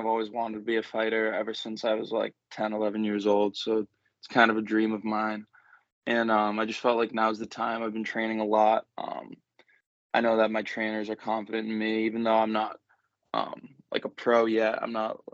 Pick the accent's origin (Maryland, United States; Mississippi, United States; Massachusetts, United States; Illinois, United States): Massachusetts, United States; Mansfield; I was born and raised in Mansfield, Mass